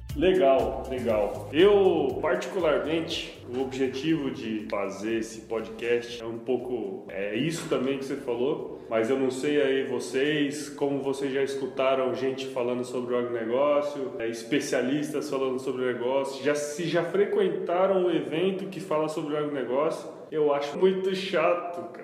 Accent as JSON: {"language": "Portuguese", "town": "Cuiabá", "region": "Mato Grosso", "country": "Brazil", "tie": "born or raised there", "also_born_or_lived": "Rondonópolis / Piracicaba", "said": "Estamos aqui em Cuiabá. E eu sou nascido aqui em Cuiabá."}